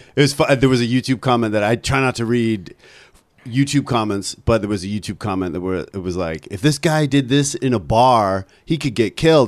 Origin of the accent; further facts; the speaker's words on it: Ontario, Canada; also born or lived in Vancouver; now in New York, United States; I'm from, uh, Ontario